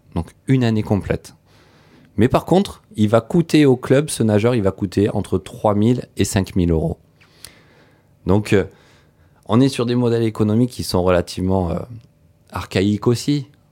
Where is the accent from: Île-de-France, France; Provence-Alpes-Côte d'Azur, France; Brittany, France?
Provence-Alpes-Côte d'Azur, France; Antibes; chez moi en Tibes